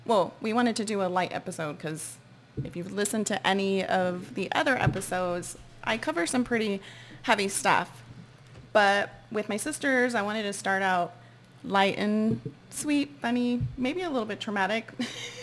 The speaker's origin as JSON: {"language": "English", "town": "San Antonio", "region": "Texas", "country": "United States", "tie": "born or raised there", "moved": "yes", "said": "reporting live from my hometown, San Antonio, Texas"}